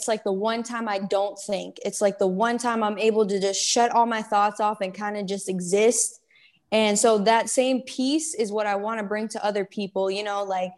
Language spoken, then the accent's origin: English; Colorado, United States; now in Georgia, United States; originally I'm from Colorado. I'm in Georgia now.